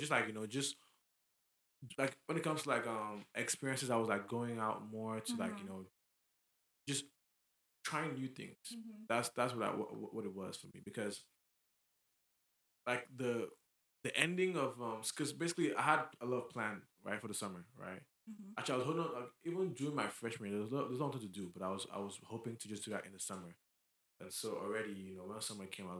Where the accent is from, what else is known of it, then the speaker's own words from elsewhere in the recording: Lagos, Nigeria; moved away; I'm not from here. Like, I grew up in Lagos